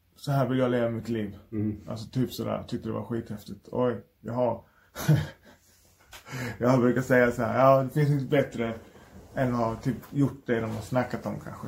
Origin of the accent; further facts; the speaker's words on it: Malmö, Skåne, Sweden; jag är från Malmö